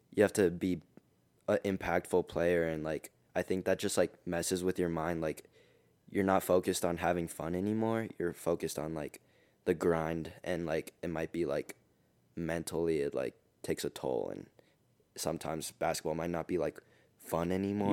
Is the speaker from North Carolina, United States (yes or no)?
no; Denver, Colorado, United States; I'm from Denver, Colorado. I go to East High School